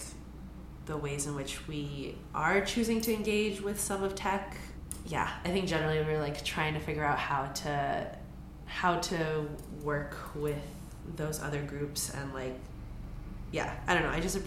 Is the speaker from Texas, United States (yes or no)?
no; San Francisco, California, United States; growing up in San Francisco